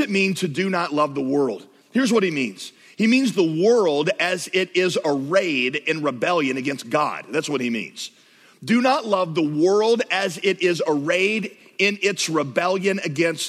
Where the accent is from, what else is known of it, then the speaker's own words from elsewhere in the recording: the South, United States; I grew up in the South.